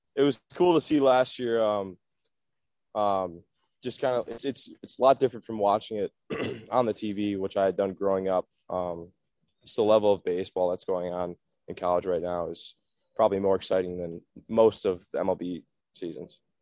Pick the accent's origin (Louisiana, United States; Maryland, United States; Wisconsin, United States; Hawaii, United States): Wisconsin, United States; West Bend; growing up in Wisconsin, I went to a lot of brewer games